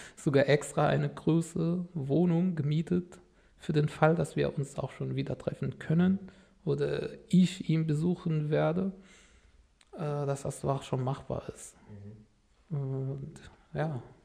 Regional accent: Damascus, Damascus Governorate, Syria; first language Arabic; German is a second language; moved away as an adult; now in Germany; bei meinen Eltern in Damaskus, wo ich herkomme

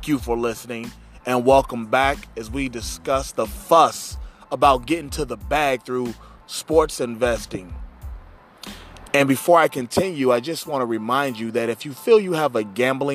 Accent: Cincinnati, Ohio, United States; my hometown Cincinnati

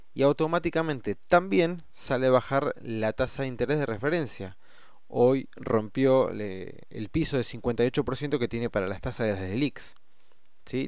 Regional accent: Argentina; nosotros tenemos como moneda los pesos argentinos

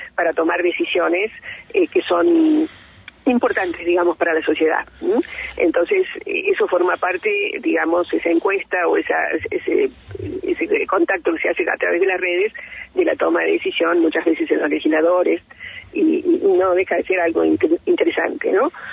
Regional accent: Bahía Blanca, Buenos Aires Province, Argentina; now in Neuquén, Argentina; yo nací en otra provincia, nací en Bahía Blanca, me acogió Neuquén

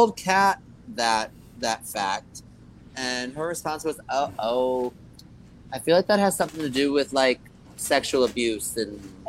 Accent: Massachusetts, United States; I'm from Massachusetts

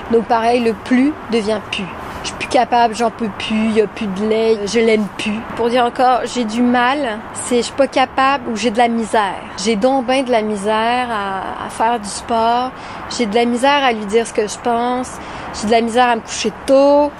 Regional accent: Montreal, Quebec, Canada; moved away as an adult; now in France; ma ville natale de Montréal au Québec, pays de froid et d'écureuils. J'ai vécu en tout 19 ans au Québec avant d'aller vivre en France

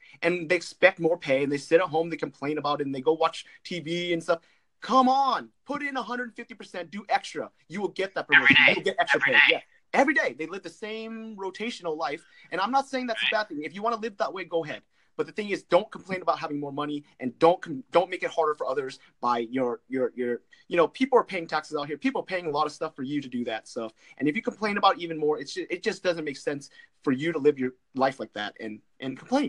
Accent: California, United States; California, Orange County.

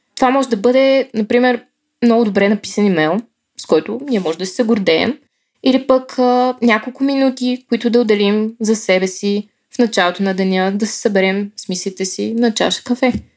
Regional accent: Bulgaria; Българка съм

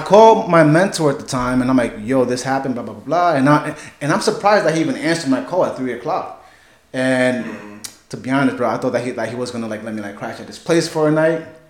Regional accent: New York City, New York, United States; also born or lived in Bronx, New York / Whitestone, Queens, New York; I was born in Manhattan, New York City.

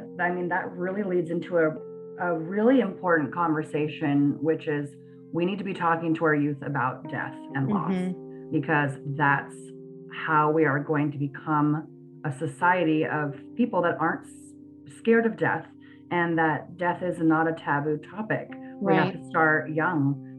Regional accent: San Francisco, California, United States; I am. I'm from San Francisco.

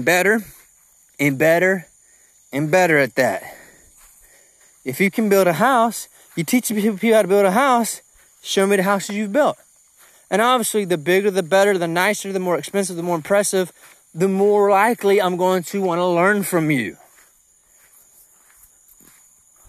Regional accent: Georgia, United States; I'm from Georgia

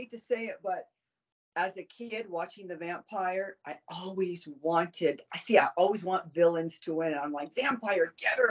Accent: Southern California, United States; growing up in Southern California

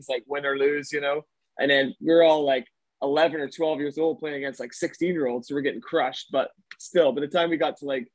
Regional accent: Glasgow, Scotland, United Kingdom; moved away; I'm from Glasgow originally.

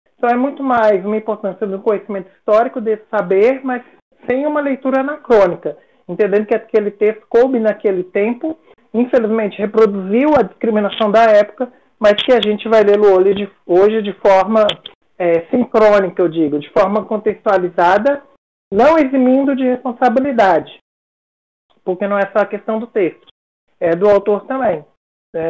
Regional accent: Brasília, Federal District, Brazil; Eu cresci, nasci e cresci em Brasília, na capital federal

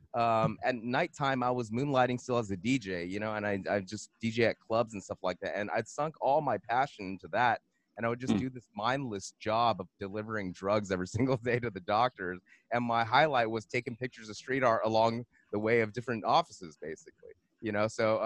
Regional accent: Monterey Park, California, United States; I'm from Los Angeles. I'm born, you know, Monterey Park, San Gabriel Valley

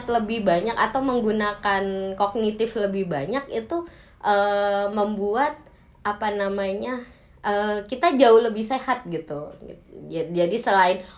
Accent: Java, Indonesia; padahal saya orang Jawa

